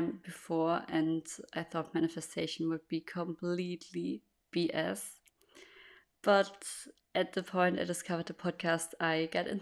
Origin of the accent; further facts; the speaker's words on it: Germany; English is a second language; I'm born and raised in Germany, and that's also where I live.